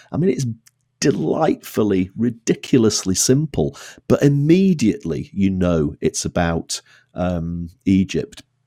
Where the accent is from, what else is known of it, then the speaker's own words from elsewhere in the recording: Blackpool, North West England, United Kingdom; I grew up in Blackpool